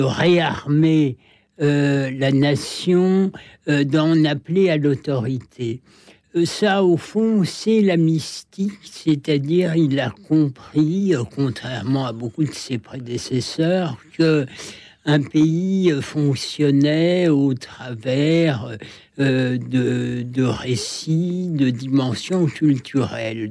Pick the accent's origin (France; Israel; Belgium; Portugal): France